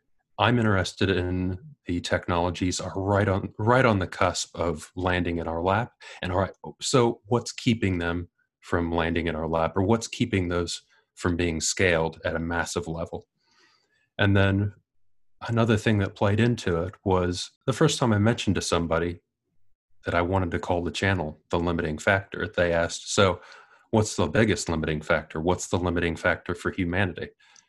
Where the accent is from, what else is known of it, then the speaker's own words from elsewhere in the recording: Ohio, United States; accent: American; moved away as an adult; now in Wellington, New Zealand; I do have an American accent. I'm originally from Ohio. I came to New Zealand about 2003, and it was originally just for a holiday. I stayed for a year, came back to the U.S.